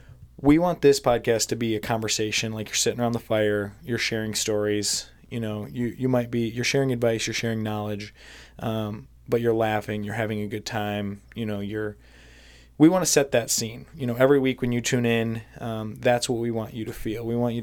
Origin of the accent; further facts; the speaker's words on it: Michigan, United States; I grew up in Michigan, spending a lot of time outdoors, hunting, camping, stuff like that.